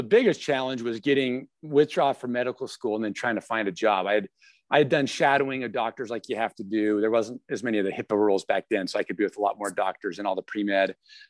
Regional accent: Salt Lake City, Utah, United States; now in Spokane, United States; I am I grew up in Salt Lake area. I'm now in Spokane

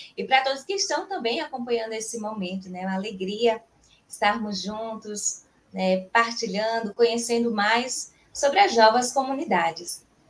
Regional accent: João Pessoa, Paraíba, Brazil; sou natural de João Pessoa, na Paraíba

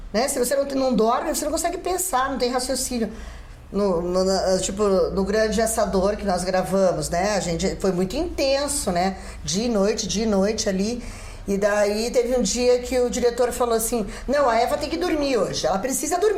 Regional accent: Paraguay; born there; É, fomos, é, nasci no Paraguai, mas fui naturalizada brasileira.

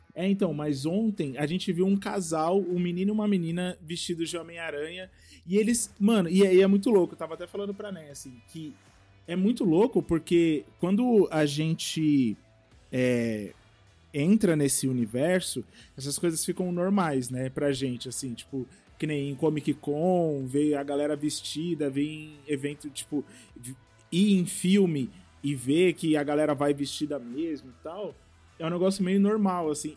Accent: Taboão da Serra, São Paulo, Brazil; eu sou aqui de Taboão da Serra

